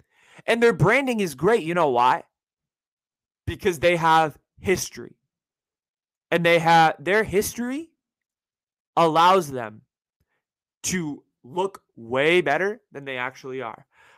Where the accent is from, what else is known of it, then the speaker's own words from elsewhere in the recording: San Francisco, California, United States; And I'm here to deliver a hypothesis about my hometown team, the San Francisco 49ers.